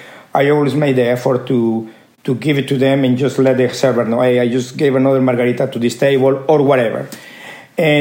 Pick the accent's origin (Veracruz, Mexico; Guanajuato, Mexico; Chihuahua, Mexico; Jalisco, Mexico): Veracruz, Mexico; Córdoba; moved away; I was born in Mexico, in Cordoba, Veracruz.